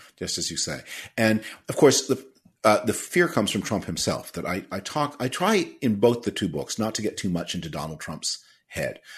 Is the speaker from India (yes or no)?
no; Canada; now in United States; I'm originally from Canada